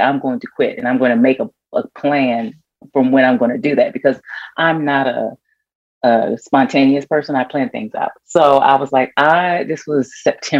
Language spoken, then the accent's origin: English; Washington, District of Columbia, United States; moved away as an adult; now in Atlanta, United States; I grew up in Washington, D.C. I was born and raised there, and I moved here in Atlanta, right outside of Atlanta right now, about 17 years ago